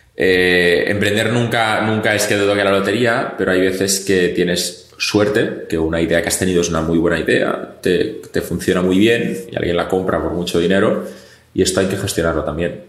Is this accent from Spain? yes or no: yes; Catalonia, Spain; yo soy catalán